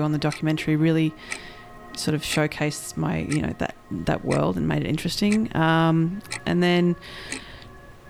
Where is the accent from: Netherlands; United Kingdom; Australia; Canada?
Australia; accent: Australian; the Australianism of my accent